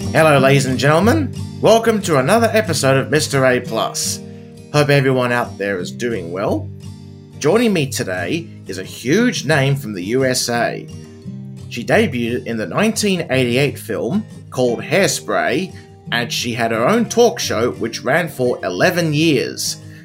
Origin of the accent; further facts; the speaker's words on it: Wollongong, New South Wales, Australia; My hometown